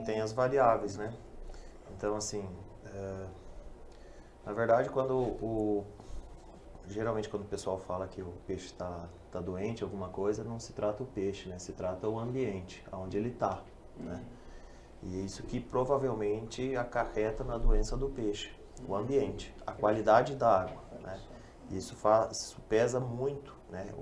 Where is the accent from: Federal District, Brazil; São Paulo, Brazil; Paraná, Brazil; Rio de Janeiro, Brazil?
Paraná, Brazil; Toledo; moved away; eu não sou da região, eu sou da região de Toledo